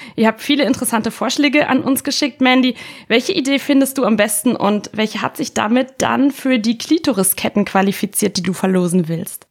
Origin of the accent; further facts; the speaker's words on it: Italy; moved away; Ich bin ja in Italien aufgewachsen